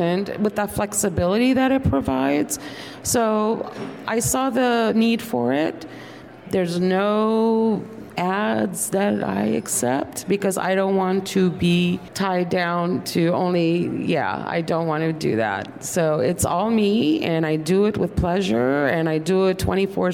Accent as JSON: {"language": "English", "country": "Turkey", "tie": "born or raised there", "moved": "yes", "said": "I was born in Turkey"}